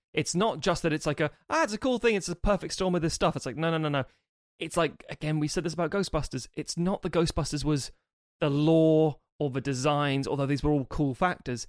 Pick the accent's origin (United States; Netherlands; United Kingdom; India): United Kingdom; being British